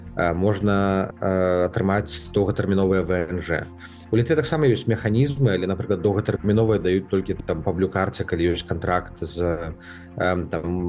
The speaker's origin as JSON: {"language": "Belarusian", "country": "Belarus", "moved": "yes", "said": "мы беларусы і адчуваць камфортна то адчуваць э, дома мы зможам толькі ў беларусі"}